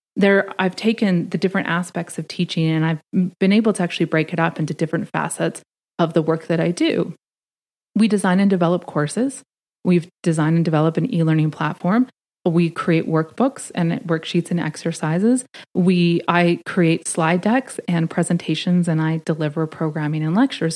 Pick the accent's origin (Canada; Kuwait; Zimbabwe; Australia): Canada; moved away as an adult; now in Washington, D.C., United States; I'm Canadian